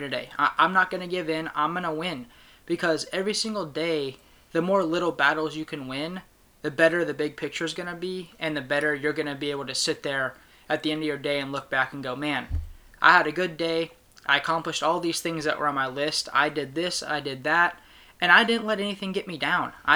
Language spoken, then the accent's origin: English; Sacramento, California, United States; I'm from Sacramento, California